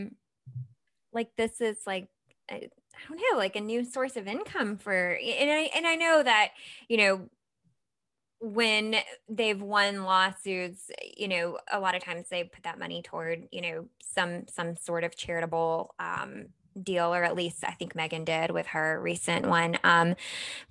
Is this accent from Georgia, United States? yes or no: yes; Georgia, United States; I'm from Georgia.